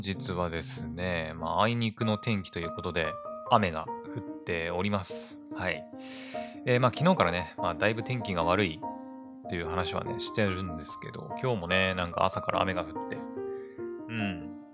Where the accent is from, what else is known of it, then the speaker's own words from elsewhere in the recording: Aomori, Japan; 私青森の人間なんですけど